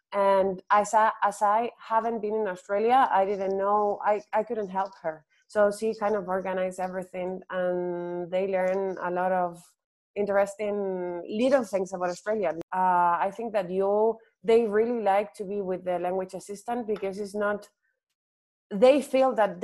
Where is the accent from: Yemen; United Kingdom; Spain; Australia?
Spain; first language Spanish; English is a second language; also born or lived in Ireland / United States; it's my native language